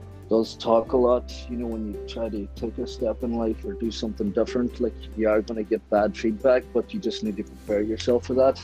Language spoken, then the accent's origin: English; Burnfoot, County Donegal, Ireland; moved away as an adult; also born or lived in Buncrana / West London; now in London, United Kingdom; I'm from Burnfoot. I'm 26 years old. I went to school in Crana College, the tech. In Buncrana. I'm living in West London now at the minute, this last 6 years